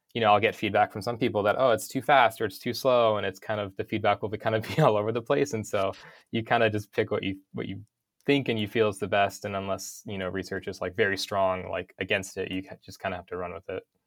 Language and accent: English; North Idaho, United States; I grew up in North Idaho, um, in a town of five hundred people